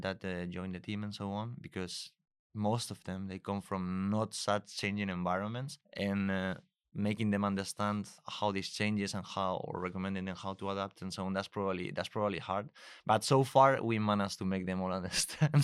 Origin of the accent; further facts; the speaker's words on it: Spain; moved away as an adult; also born or lived in Germany / Munich; I'm originally from Spain